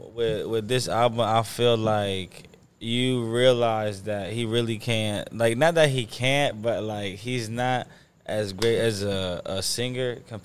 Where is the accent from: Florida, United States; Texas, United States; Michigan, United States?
Florida, United States; Because I'm from Florida.